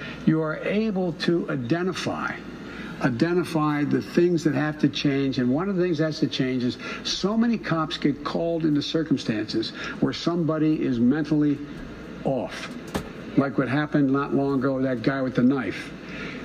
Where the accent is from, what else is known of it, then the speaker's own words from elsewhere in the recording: Claymont, Delaware, United States; also born or lived in Scranton, Pennsylvania; the neighborhood I grew up in Claymont